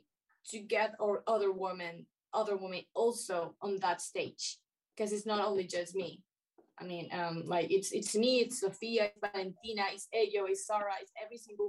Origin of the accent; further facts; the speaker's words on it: Chile; I'm Chilean, yes, I'm Latin American